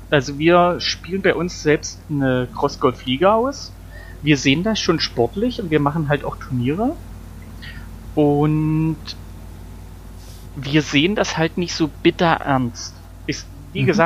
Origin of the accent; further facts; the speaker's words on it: East Germany, Germany; ihr wisst ja, ich komme aus dem Osten, wir hatten ja nichts.